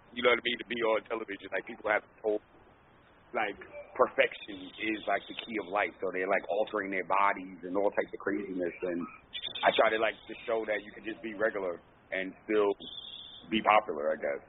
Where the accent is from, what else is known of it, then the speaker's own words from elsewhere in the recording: New York City, New York, United States; because I'm from the Bronx